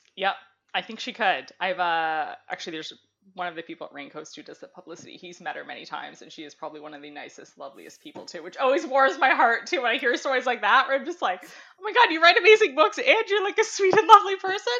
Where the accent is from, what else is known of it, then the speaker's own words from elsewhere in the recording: Ontario, Canada; I grew up in Ontario